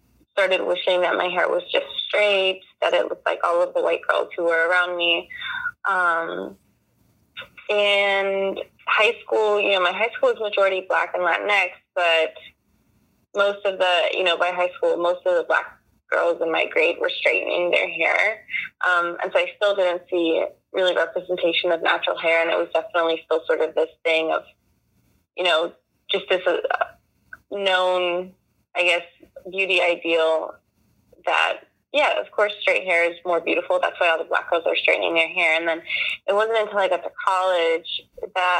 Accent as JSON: {"language": "English", "town": "Washington", "region": "District of Columbia", "country": "United States", "tie": "born or raised there", "said": "I was born and raised here in Washington, D.C."}